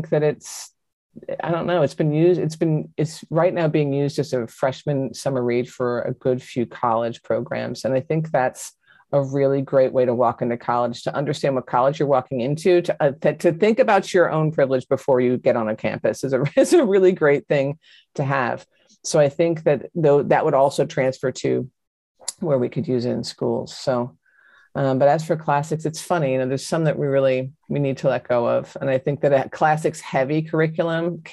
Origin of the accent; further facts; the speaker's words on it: John Updike country, Pennsylvania, United States; I come from John Updike country